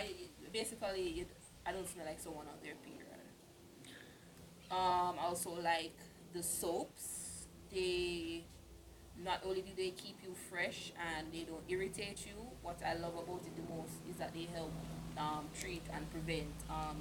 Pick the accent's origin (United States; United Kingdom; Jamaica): Jamaica; we are Jamaican